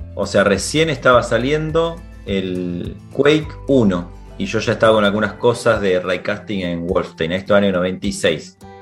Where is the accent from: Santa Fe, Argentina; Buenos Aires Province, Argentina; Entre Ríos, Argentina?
Santa Fe, Argentina; Venado Tuerto; moved away as an adult; also born or lived in Rosario, Argentina / London, United Kingdom / Chile / Brazil; now in Barcelona, Spain; viví mucho tiempo en Rosario, pero nací en Venado Tuerto, entonces como que donde nací viví hasta los 17 años